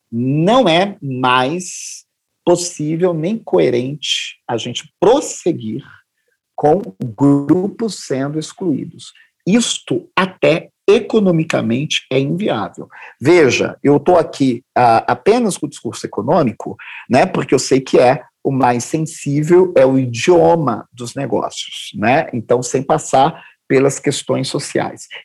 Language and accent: Portuguese; Northeast Region, Brazil; Vim também da periferia, vim do Nordeste, sou deficiente auditivo, né?